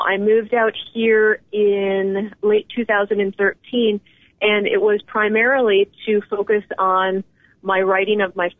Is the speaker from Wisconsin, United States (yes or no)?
yes; Wisconsin, United States; accent: Midwestern; also born or lived in Boston / South Florida / Madrid, Spain; Oh, I'm a small town girl from the western side of Wisconsin. So occasionally you hear my nasal Midwestern accent come out, but I have lived all over.